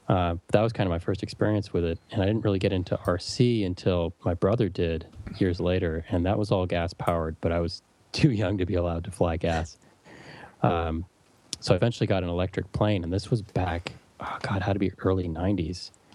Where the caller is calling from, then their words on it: California, United States; of all, hi from sunny California.